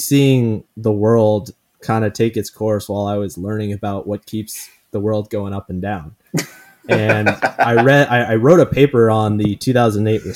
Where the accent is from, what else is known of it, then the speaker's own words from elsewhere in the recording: Canada; now in United States; as a Canadian living in the US